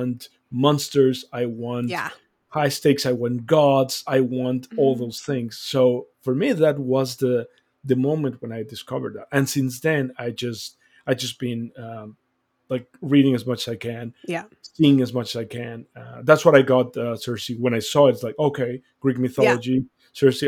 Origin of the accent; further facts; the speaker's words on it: Mexico; moved away; I was born and raised in Mexico.